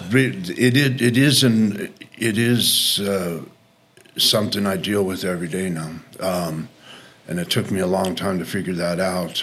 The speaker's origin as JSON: {"language": "English", "town": "Sandy", "region": "Utah", "country": "United States", "tie": "born or raised there", "said": "I grew up here in Salt Lake, in Sandy."}